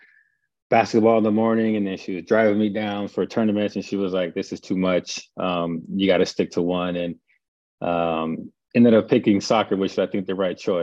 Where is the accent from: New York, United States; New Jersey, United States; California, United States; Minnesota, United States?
California, United States; Palmdale; moved away as an adult; I grew up in Palmdale, California, probably about an hour, 15 minutes north of Los Angeles